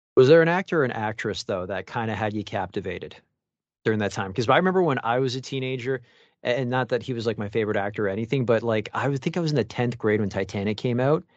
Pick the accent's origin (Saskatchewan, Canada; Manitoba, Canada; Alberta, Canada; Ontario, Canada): Ontario, Canada; Mississauga; now in Toronto, Canada; I'm from Mississauga, so I'm just literally one town over